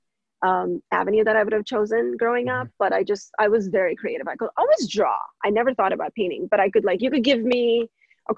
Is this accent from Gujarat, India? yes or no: yes; Vadodara, Gujarat, India; moved away as an adult; now in United States; I was born in India from a small city named Baroda. It's a metropolitan city in Gujarat.